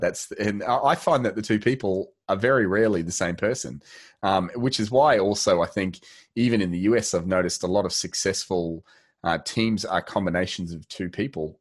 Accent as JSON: {"language": "English", "country": "Australia", "said": "we are Australian"}